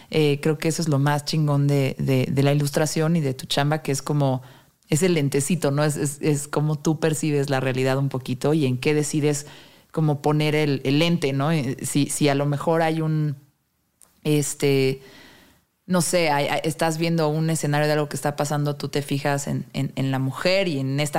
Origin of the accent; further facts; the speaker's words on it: Mexico City, Mexico; Bueno, yo siendo chilanga.